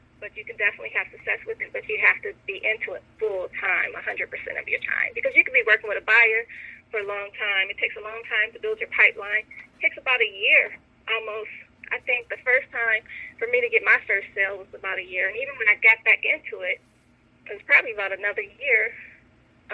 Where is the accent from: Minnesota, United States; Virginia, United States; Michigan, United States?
Michigan, United States; moved away as an adult; now in Atlanta, United States; I'm from Michigan